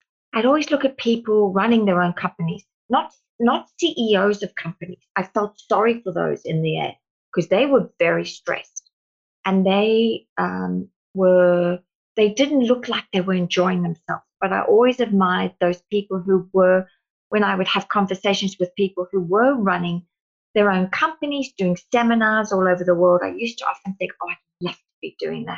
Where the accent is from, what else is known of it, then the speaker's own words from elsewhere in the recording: South Africa; now in Australia; growing up in South Africa with my twin sister